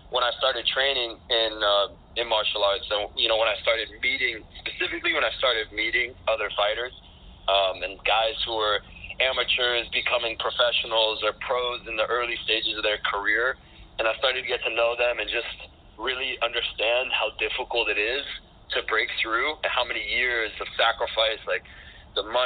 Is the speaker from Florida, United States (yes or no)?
yes; Miami, Florida, United States; I'm born and raised in Miami